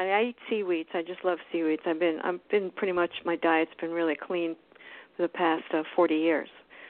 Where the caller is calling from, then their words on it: Florida, United States; I'm in South Florida.